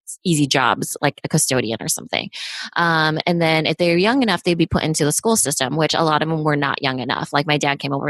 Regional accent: United States; I was born in the States, though. So I was of the first generation

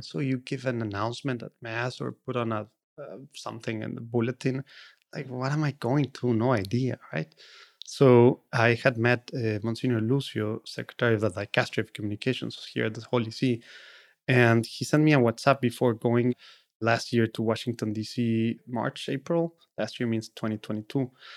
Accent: Monterrey, Nuevo León, Mexico; first language Spanish; English is a second language; now in United States; I'm from Monterrey, Mexico

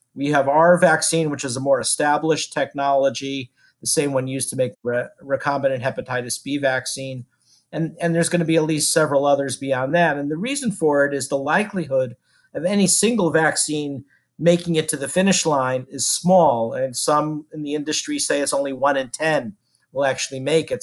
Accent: Houston, Texas, United States; I'm from Houston

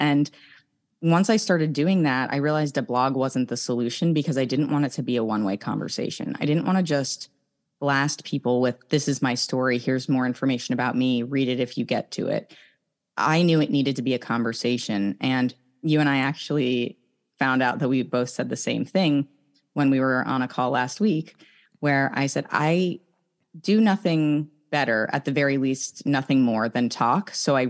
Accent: Northeast, United States; moved away; who am I now that I've left really all the people and places that I know growing up on the East Coast in the Northeast.

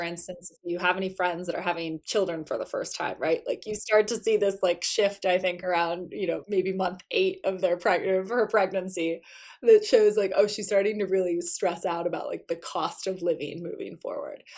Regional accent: South Florida, United States; I grew up in South Florida

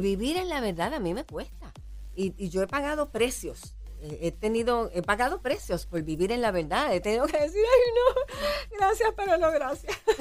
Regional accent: Puerto Rico; como boricuas si nos provoca placer vivir en nuestra isla

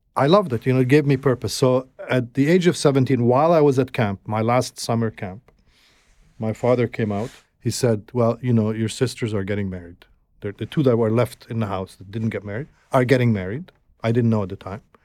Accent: Alexandria, Alexandria Governorate, Egypt; moved away; also born or lived in Gaza; I grew up in Alexandria

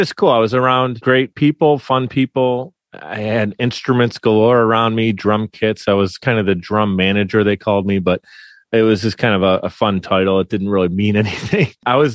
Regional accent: Buffalo, New York, United States; We're from Buffalo, New York

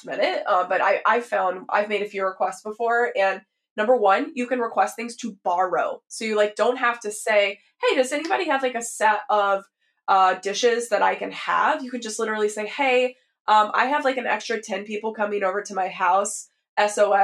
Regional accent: the South, United States; so I grew up in the South, very much a culture of lots of consumption

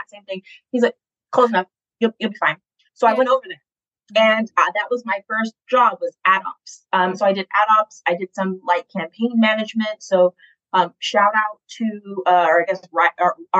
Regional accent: Atlanta, Georgia, United States; also born or lived in Boston; I came back from Boston to Atlanta, which is where I was raised.

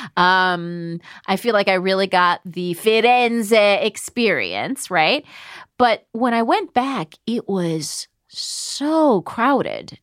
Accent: United States; I'm from America

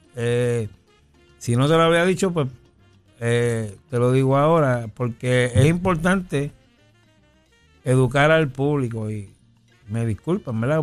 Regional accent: San Juan, Puerto Rico; yo soy natural, natural, natural de Villa Palmera

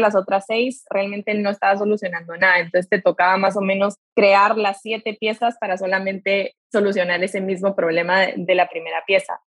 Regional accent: Guatemala; yo soy de Guatemala

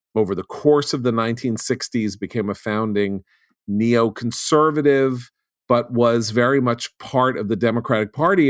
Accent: New York City, New York, United States; I grew up on the Upper West Side of Manhattan. I went to a New York City private school

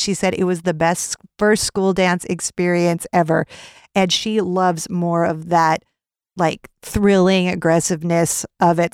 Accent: California, United States; I'm from California

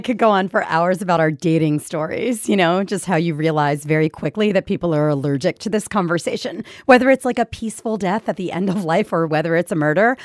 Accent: Philadelphia, Pennsylvania, United States; moved away as an adult; also born or lived in New York City; Philadelphia, where, where, that's my hometown

